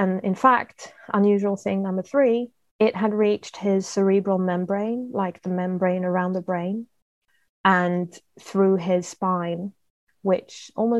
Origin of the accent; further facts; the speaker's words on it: United Kingdom; we always had tea because I'm British.